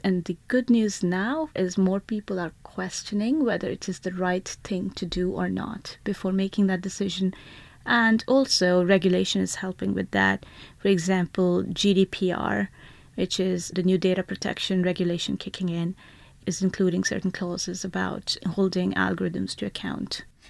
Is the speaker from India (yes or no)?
yes; India; I grew up in India, and the school I went to had eighty students to one teacher